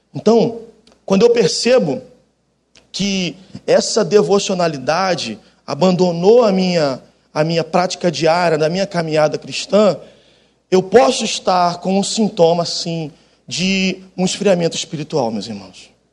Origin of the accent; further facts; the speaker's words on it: Baixada Fluminense, Rio de Janeiro, Brazil; also born or lived in Jacarepaguá, Rio de Janeiro; now in Rio de Janeiro, Brazil; eu sou da Baixada Fluminense, depois eu vim morar com 16 anos aqui na, em Jacarepaguá, e depois fiquei o restante da vida aqui